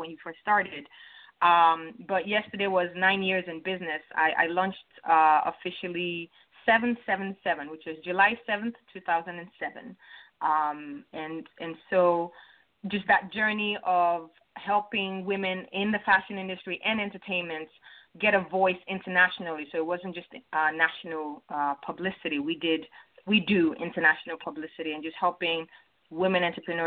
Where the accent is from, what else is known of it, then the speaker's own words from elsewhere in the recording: Nigeria; moved away; also born or lived in Chicago, United States; I was actually born in Chicago, raised in Nigeria.